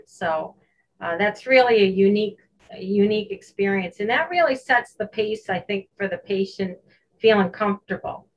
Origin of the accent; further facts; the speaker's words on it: Hoosick Falls, New York, United States; I grew up in Hoosick Falls, New York.